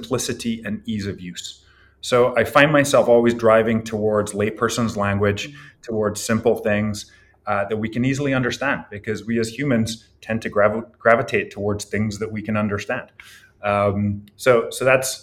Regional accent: Scotland, United Kingdom; also born or lived in Ireland; now in California, United States; I was born in Ireland and I grew up in Scotland.

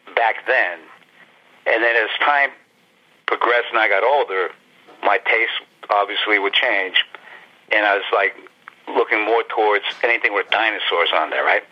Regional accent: Youngstown, Ohio, United States; moved away as an adult; also born or lived in Pittsburgh / New York City / New Jersey; I'm originally from Ohio, in in uh, Youngstown, Ohio, home of the Warner Brothers

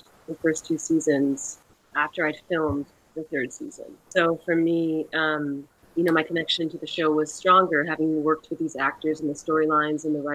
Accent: Canada; Where I grew up in Canada

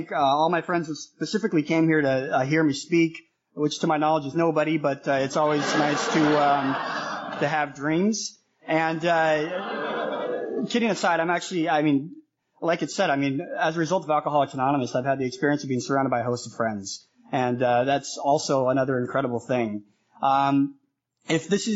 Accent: Denver, Colorado, United States; moved away as an adult; also born or lived in Manila, Philippines; now in Toronto, Canada; I grew up in Denver, Colorado

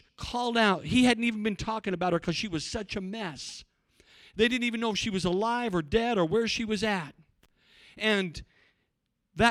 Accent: Cortez, Colorado, United States; also born or lived in Africa; When I was in the church I grew up in, we had, you have to understand, in Cortez, there's not many African Americans

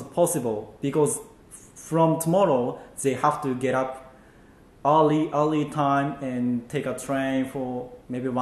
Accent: Nagoya, Aichi, Japan; English is a second language; I came from the Nagoya

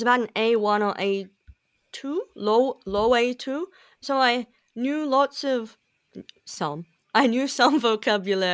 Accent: Hervey Bay, Queensland, Australia; moved away as an adult; also born or lived in Papua New Guinea; now in Korea; I grew up in Hervey Bay, which is near Brisbane, near Fraser Island

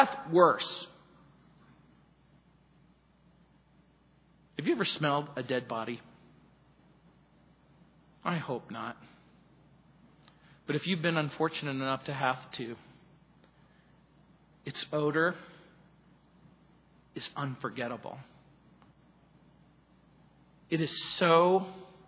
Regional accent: United States; When I was growing up in the Mojave Desert

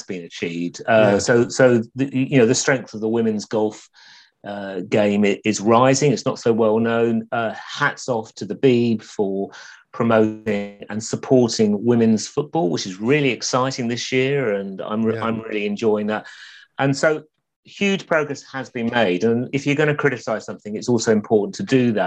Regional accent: London, United Kingdom; also born or lived in Essex; growing up in London or the Essex borders in the 70s

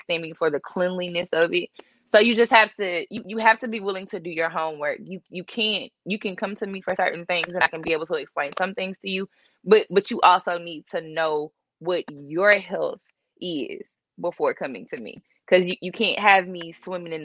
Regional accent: Jackson, United States; I'm from Jackson. I went to Murrow. I also attended the University of Tennessee

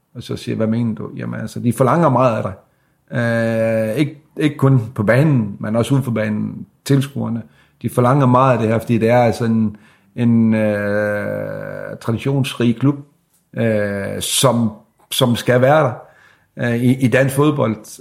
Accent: Sæby, North Denmark Region, Denmark; jeg er jo fra Sæbe

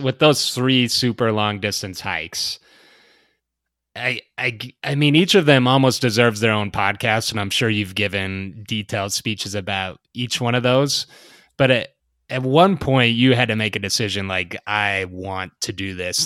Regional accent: the Rockies, United States; moved away; also born or lived in the Sierras; I grew up in the Rockies

